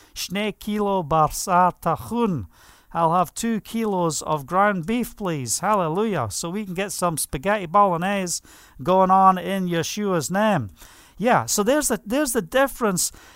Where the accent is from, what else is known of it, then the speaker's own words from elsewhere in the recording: Scotland, United Kingdom; moved away as an adult; now in Israel; I was brought up in Scotland